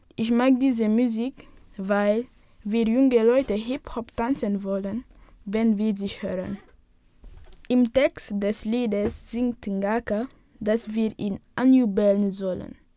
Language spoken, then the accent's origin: German; Senegal; moved away as an adult; now in Germany; ich bin im Senegal geboren und lebe jetzt seit elf Monaten in Deutschland